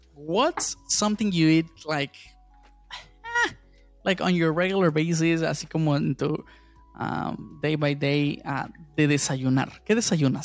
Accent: Mexico; yo sí soy bien mexicano

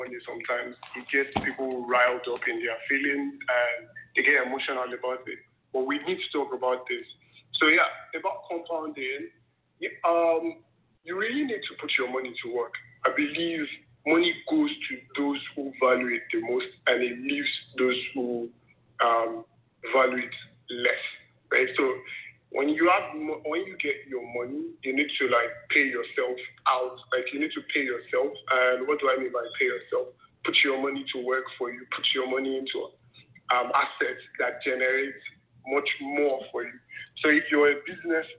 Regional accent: Nigeria; I grew up in, and I was raised in Nigeria, in a struggling family

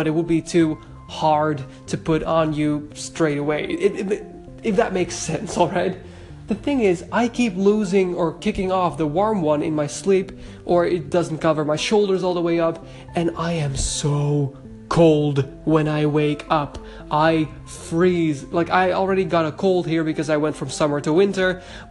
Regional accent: Netherlands; I am from the Netherlands

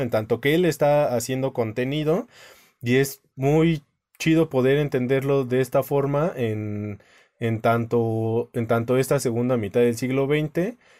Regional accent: Mexico; como mexicana

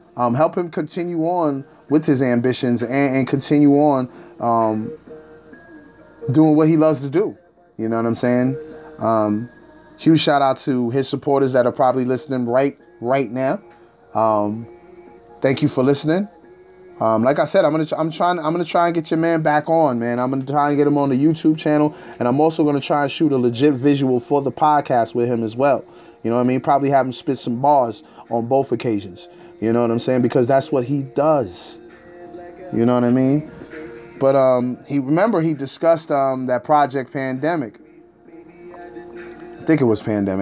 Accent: Rockland County, New York, United States; I currently reside in Nyack, brother. I'm from Rockland County, New York

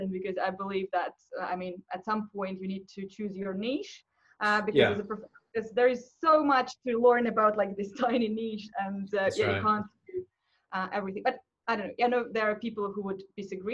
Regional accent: Moscow, Russia; English is a second language; I'm an English teacher from Moscow.

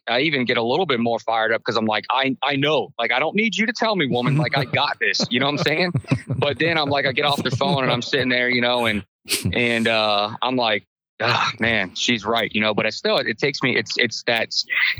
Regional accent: Inverness, Florida, United States; born and raised in Inverness, Florida, you know, I'm a country boy at heart

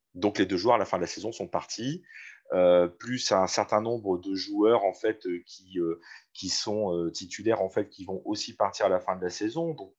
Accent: Valenciennes, Hauts-de-France, France; Je suis né à Valenciennes, j'ai grandi à Valenciennes

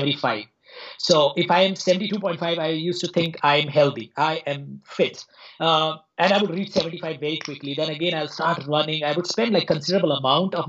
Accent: India; also born or lived in Mumbai, India; now in New Delhi, India; So I grew up in India. So I'm presently in New Delhi. I spent some time in Mumbai.

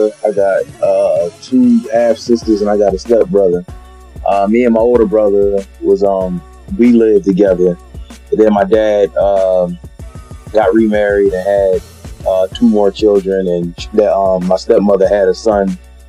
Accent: Philadelphia, Pennsylvania, United States; Philly was cool, man. I grew up, man, normal lifestyle, man. You know, I grew up in, I would say, more of a working class neighborhood.

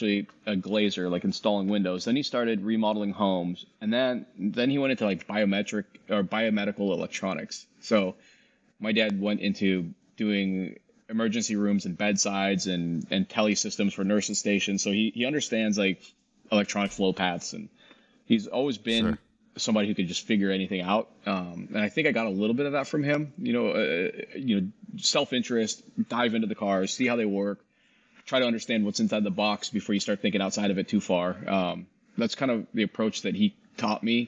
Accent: Washington, United States; I used downhill ski and backcountry a lot growing up in Washington.

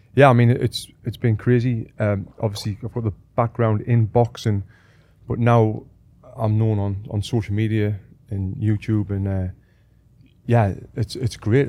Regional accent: Sunderland, North East England, United Kingdom; moved away as an adult; also born or lived in Manchester / Sheffield; I'm from Sunderland in the northeast of England.

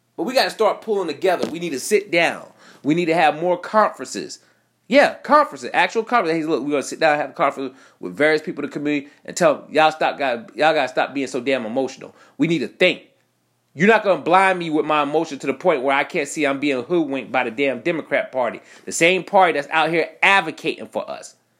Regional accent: United States

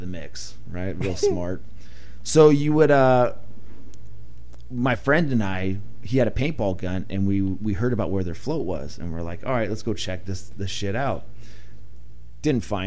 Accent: Ramona, California, United States; Ramona. What? California. It's about 30 minutes east of here

